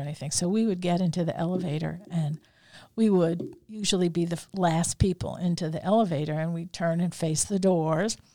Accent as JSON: {"language": "English", "country": "United States", "said": "we are American"}